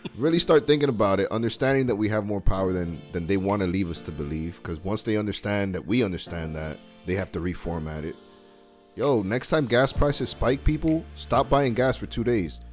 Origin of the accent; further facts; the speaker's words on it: United States; we're American over here